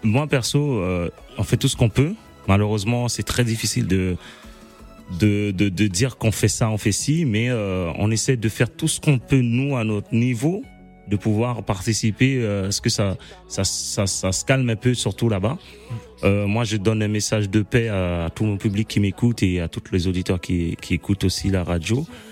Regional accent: Haiti; now in France; chez nous Haïti

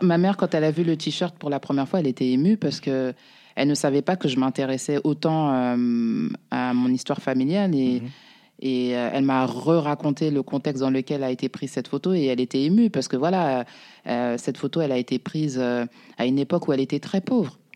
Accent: Paris, Île-de-France, France; also born or lived in Mauritania (ancestry, Soninke) / banlieue; j'ai grandi à, je suis né, j'ai grandi à Belleville.

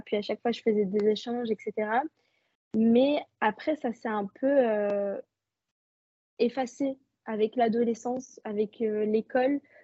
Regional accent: Belgium; Je suis née, je vis en Belgique et euh, je suis marocaine

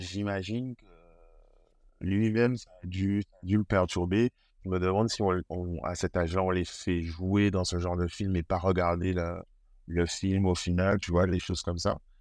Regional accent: Guadeloupe; j'ai grandi en Guadeloupe, je vis toujours en Guadeloupe.

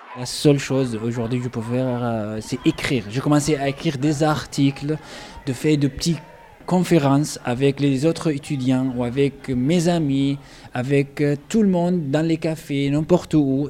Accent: Ibta, Daraa Governorate, Syria; French is a second language; moved away as an adult; also born or lived in Damascus, Syria; now in Toulouse, France; je suis né en Syrie, dans le sud de Syrie, dans une petite ville, ou comme on dit, un petit village s'appelle Ipta, c'était euh, là-bas mon, enfance jusqu'à l'âge de 13 ans. Et après, j'ai déménagé à Dera

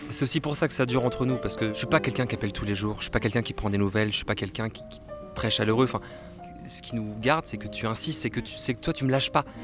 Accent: Brittany, France; Moi, je suis pas parisien. Bah, je suis breton, je n'ai pas de Paris du tout.

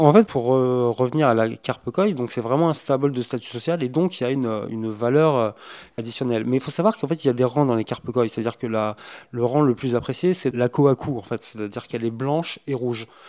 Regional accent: France; nos contrées en France

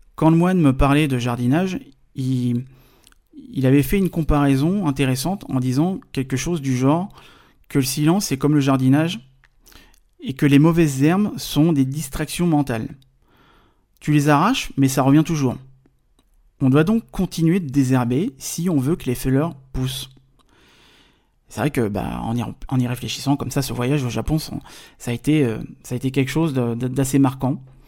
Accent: Paris, Île-de-France, France; je suis français, je viens de Paris.

